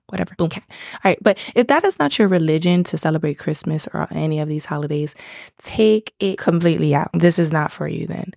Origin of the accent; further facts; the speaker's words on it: Miami, Florida, United States; I'm from Miami, South Florida